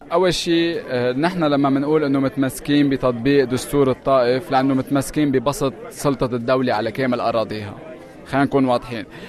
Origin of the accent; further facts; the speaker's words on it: Lebanon; نحن ساعتها كلبنانيين